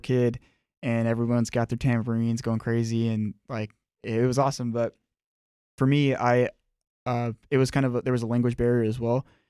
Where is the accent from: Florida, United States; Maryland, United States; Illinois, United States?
Florida, United States; Miami; I was born and raised in Miami, Florida